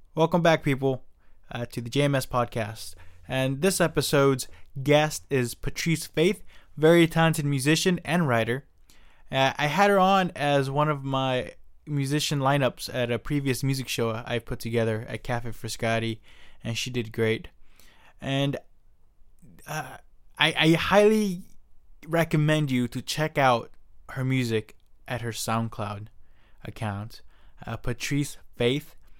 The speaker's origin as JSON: {"language": "English", "area": "Silicon Valley", "region": "California", "country": "United States", "tie": "born or raised there", "said": "I was born here in Silicon Valley"}